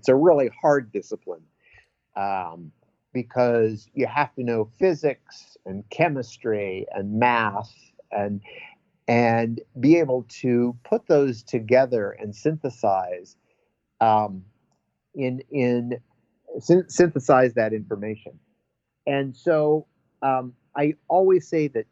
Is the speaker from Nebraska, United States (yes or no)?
yes; Nebraska, United States; now in Berkeley, United States; growing up in Nebraska in the 70s and early 80s was not necessarily easy